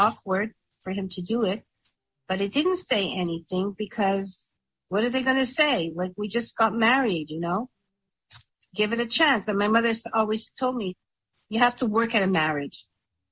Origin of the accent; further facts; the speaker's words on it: Montreal, Quebec, Canada; I was from Montreal